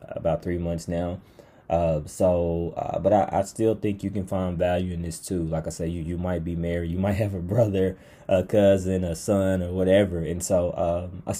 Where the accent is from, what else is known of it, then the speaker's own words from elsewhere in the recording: Pine Bluff, Arkansas, United States; I grew up in Pine Bluff